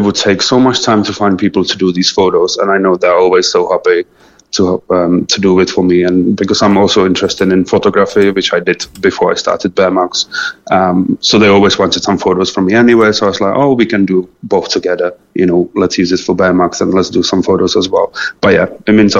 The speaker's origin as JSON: {"language": "English", "country": "Czechia", "tie": "born or raised there", "also_born_or_lived": "England", "moved": "as an adult", "lives_now": "Cork, Ireland", "said": "I'm originally from Czech Republic."}